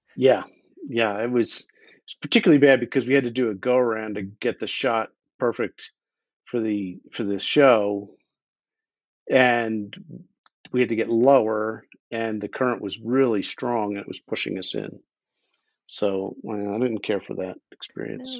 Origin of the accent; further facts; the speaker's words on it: Philadelphia, Pennsylvania, United States; moved away as an adult; now in Idaho, United States; I grew up in Philadelphia, and I, I emigrated from there a few years ago to Idaho, where my wife imported me